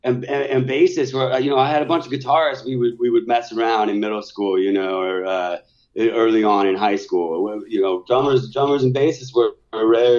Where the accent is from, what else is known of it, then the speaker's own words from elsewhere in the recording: Seattle, Washington, United States; I was growing up in Seattle at that particular time.